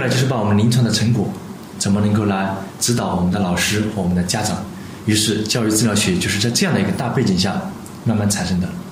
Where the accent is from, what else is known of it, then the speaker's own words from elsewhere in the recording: China; 我们中国人跟西方人有差别